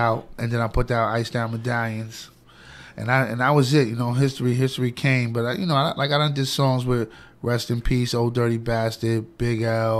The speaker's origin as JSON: {"language": "English", "town": "New York City", "region": "New York", "country": "United States", "said": "Well, I'm from Flushing, Queens"}